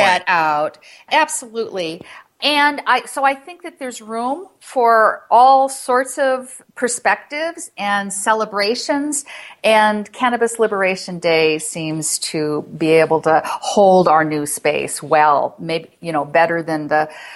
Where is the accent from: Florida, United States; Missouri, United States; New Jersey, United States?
Florida, United States; moved away as an adult; now in Colorado, United States; I'm from Florida. I moved here in November